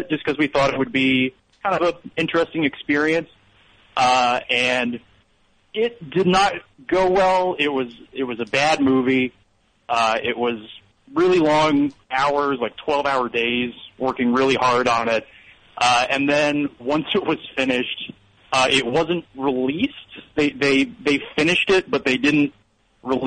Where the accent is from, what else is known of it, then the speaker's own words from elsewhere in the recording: Connecticut, United States; moved away; I grew up, or I'm originally from Connecticut